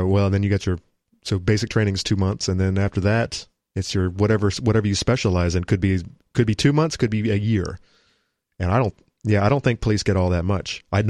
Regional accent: Florida, United States; I grew up in Florida

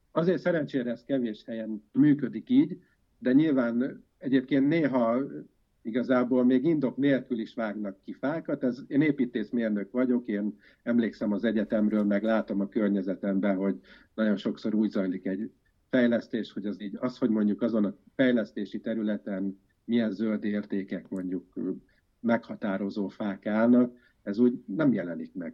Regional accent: Győr, Győr-Moson-Sopron, Hungary; also born or lived in Budapest; 1972-ben születtem, a rendszerváltozás idején én a középiskolás éveimet tapostam Győrben

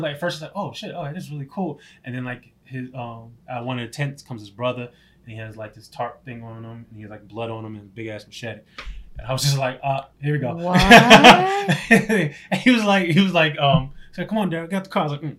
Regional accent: New York, United States; Yeah, I'm definitely a different person than I was when I grew up in New York.

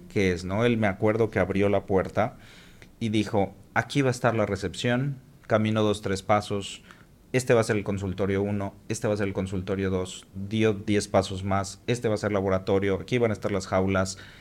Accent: Mexico City, Mexico; also born or lived in Cancún; now in Mérida, Mexico; soy de la Ciudad de México

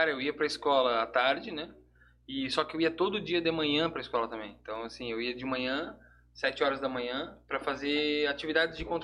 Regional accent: Blumenau, Santa Catarina, Brazil; Eu é, eu sou aqui de Blumenau mesmo, né? Sou, sou de Blumenau.

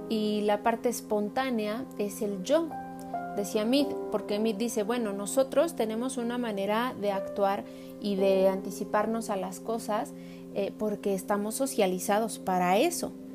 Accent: Mexico; como mexicanos

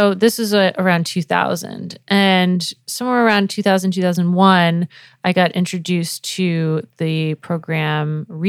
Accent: New England, United States; also born or lived in Florida; So I was born in Florida, but I was a Navy brat, so I moved all around the U.S., but mostly grew up in New England, so Connecticut and Rhode Island, and moved back to Florida, went to college there

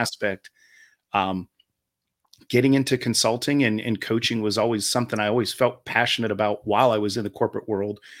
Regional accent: Ohio, United States; moved away as an adult; now in Charlotte, United States; I'm originally from Ohio. Uh, I spent a majority of my life there, including my adult life

